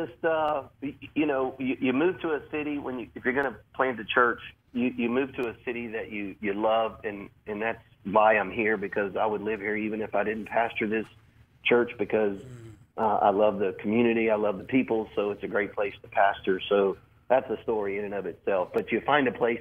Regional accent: Louisiana, United States; moved away as an adult; also born or lived in Florida; now in Sarasota, United States; I'm originally from Louisiana

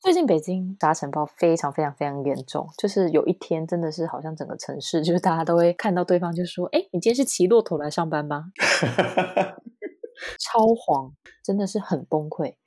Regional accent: Tainan, Taiwan; moved away as an adult; now in Beijing, China; 我是台南人嘛

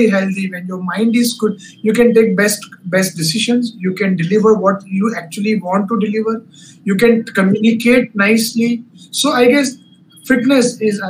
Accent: India

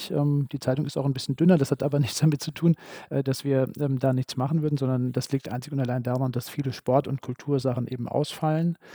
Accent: Heuchelheim, Hesse, Germany; also born or lived in Gießen; Ich bin in Heuchelheim aufgewachsen, in Gießen geboren, aber dann auch ziemlich bald in Gießen in die Schule gegangen und lebe jetzt auch ähm, schon eine ganze Weile in der Stadt. Also ich bezeichne mich gern als Gießner.

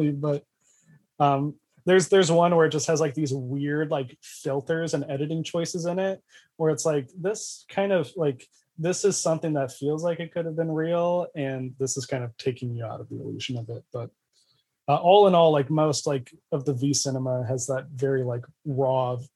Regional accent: United States

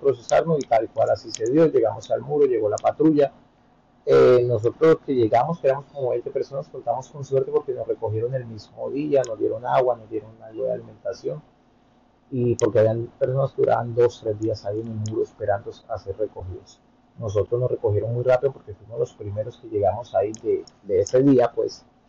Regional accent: Bogotá, Colombia; moved away as an adult; also born or lived in Santa Marta / Miami; now in United States; yo soy colombiano, soy de Santa Marta, eh, la mayoría de mi vida me crié en Bogotá

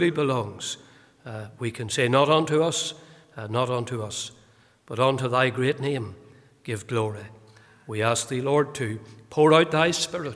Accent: County Fermanagh, Northern Ireland, United Kingdom; also born or lived in Portadown; I was born in Portadown. I grew up in County Fermanagh, but I was born in Portadown.

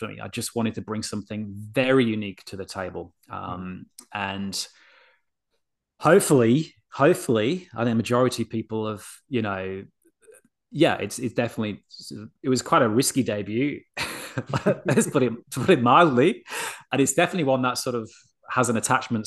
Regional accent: Yorkshire and the Humber, United Kingdom; I'm a Yorkshireman. Like, I grew up around humor

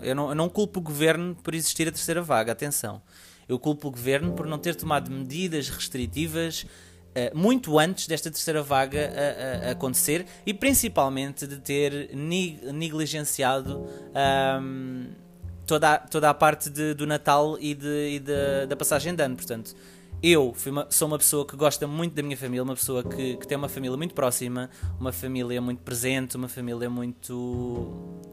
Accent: Portugal; Portugal, um, porque é o país onde eu, onde eu resido, onde eu nasci

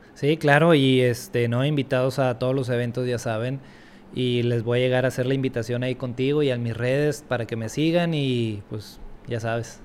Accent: Monterrey, Nuevo León, Mexico; yo aquí en México, creciendo en México, en Monterrey

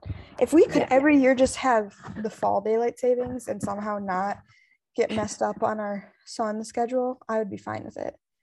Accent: United States; now in Poland; I'm an American

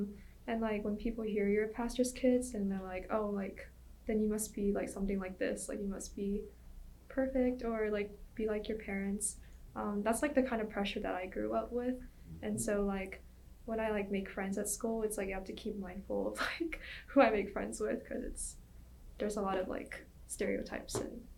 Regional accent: Alabama, United States; moved away as an adult; now in Los Angeles, United States; I'm from Alabama. I was originally born in LA, and my dad decided to grow a church in Bama, so I was a pastor's kid since I was born.

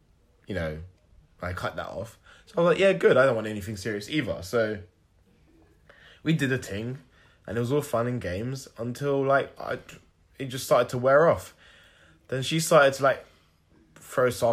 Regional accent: Nigeria; I'm a Nigerian.

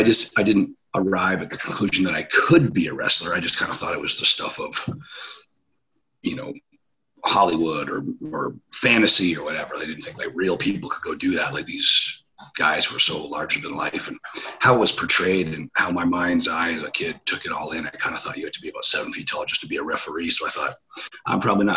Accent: Ontario, Canada; in my hometown, at the little hockey arena

